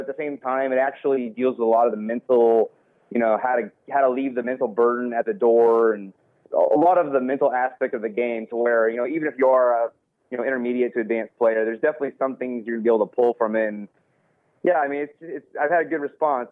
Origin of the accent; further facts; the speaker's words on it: Texas, United States; I'm from Texas